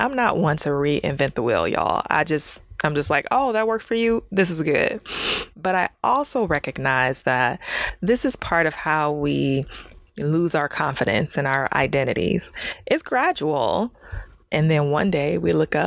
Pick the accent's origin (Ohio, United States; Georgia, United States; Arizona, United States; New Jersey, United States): Ohio, United States; moved away as an adult; now in California, United States; I'm from Ohio